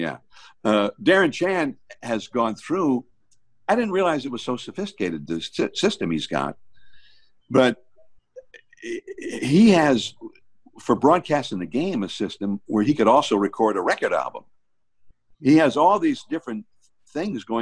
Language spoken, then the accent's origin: English; Hayward, California, United States; growing up in Hayward